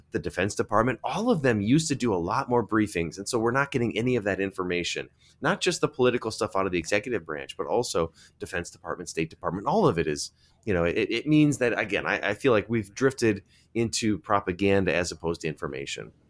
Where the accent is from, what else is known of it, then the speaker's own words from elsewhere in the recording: Milwaukee, Wisconsin, United States; my hometown of Milwaukee